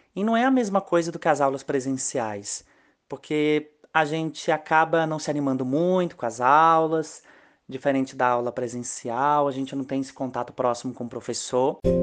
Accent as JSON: {"language": "Portuguese", "region": "interior of Espírito Santo", "country": "Brazil", "tie": "born or raised there", "moved": "yes", "lives_now": "São Paulo, Brazil", "said": "Eu vim para minha cidade natal, no interior do Espírito Santo"}